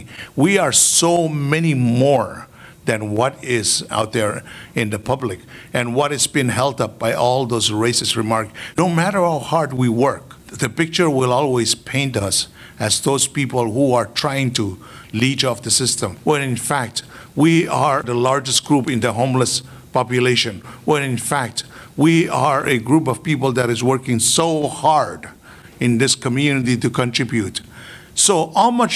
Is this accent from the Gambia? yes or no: no; Mortlock Islands, Chuuk, Micronesia; now in Hawaii, United States; I am from the Mortlocks